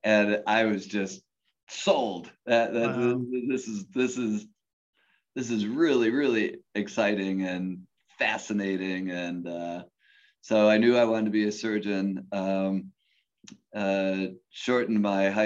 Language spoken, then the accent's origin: English; Cleveland, Ohio, United States; I grew up in Cleveland